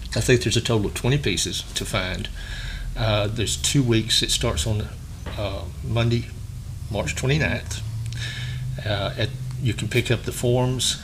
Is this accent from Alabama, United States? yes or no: yes; Sylacauga, Alabama, United States; I'm from Sylacauga